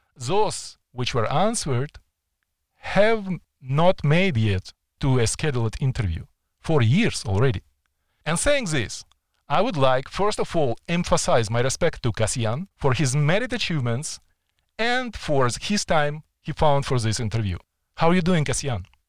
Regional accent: Ukraine; accent: Ukrainian; also born or lived in Edmonton, Canada

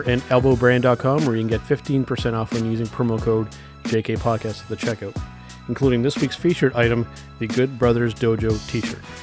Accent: Canada; we're Canadian

